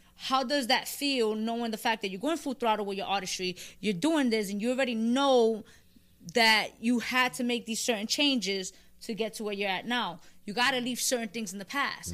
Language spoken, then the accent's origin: English; New York City, New York, United States; I'm from the Bronx.